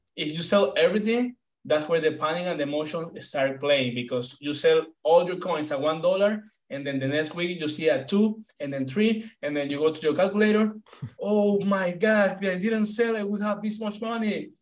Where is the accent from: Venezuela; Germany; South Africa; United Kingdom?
Venezuela; moved away as an adult; now in United States; I'm from Venezuela. Right now, I'm 28 years old. When when I came to the US, I was 23.